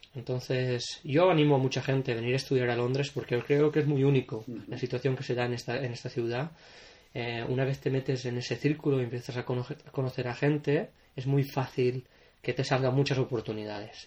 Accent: Potríes, Valencian Community, Spain; moved away as an adult; also born or lived in Castellón / London; now in Liverpool, United Kingdom; empecé en Potríes, que es mi pueblo, un pueblo pequeñito eh, al sur de la provincia de Valencia

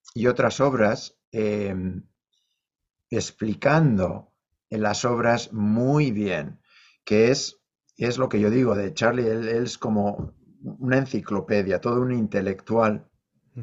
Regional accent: Leioa, Basque Country, Spain; moved away as an adult; also born or lived in Bilbao / New York; now in North Carolina, United States; yo nací en Bilbao, crecí en Leioa

